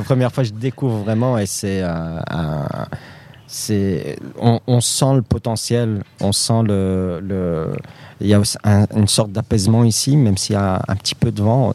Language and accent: French; Molenbeek, Brussels-Capital Region, Belgium; Moi, je suis né en Belgique. Euh, j'ai grandi à Molenbeek, euh, j'ai jamais déménagé.